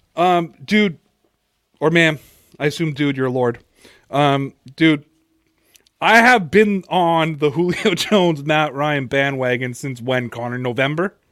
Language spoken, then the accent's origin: English; Toronto, Ontario, Canada; I'm from Toronto.